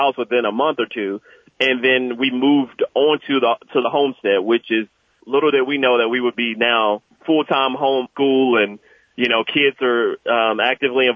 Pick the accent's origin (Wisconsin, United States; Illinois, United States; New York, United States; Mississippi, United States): Mississippi, United States; Jackson; moved away as an adult; also born or lived in Fayetteville, North Carolina; now in Bahama, North Carolina, United States; I was born and raised in Jackson, Mississippi, and then I joined the military right after high school